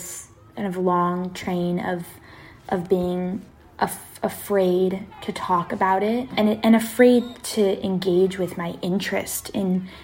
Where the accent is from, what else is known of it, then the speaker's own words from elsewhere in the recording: Seattle, Washington, United States; also born or lived in East Coast (Wesleyan University); I'm from Seattle, Washington. I was born and raised in South Seattle